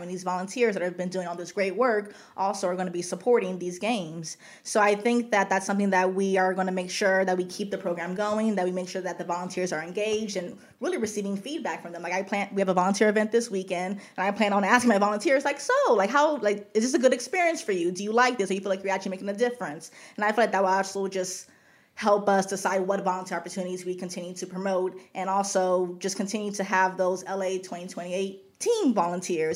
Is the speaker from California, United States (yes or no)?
yes; Los Angeles, California, United States; I'm from Los Angeles. I grew up just right down the street